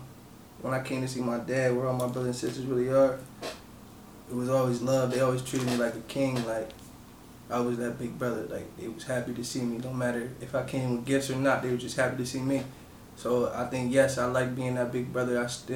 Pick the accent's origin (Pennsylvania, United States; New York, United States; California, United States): Pennsylvania, United States; Harrisburg; I'm from Uptown Harrisburg, 4th and Emerald. I moved around a lot of my life, but Harrisburg is where I rep. That's where I'm from.